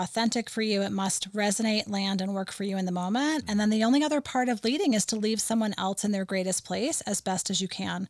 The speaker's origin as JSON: {"language": "English", "region": "New England", "country": "United States", "tie": "born or raised there", "moved": "yes", "said": "I grew up in New England"}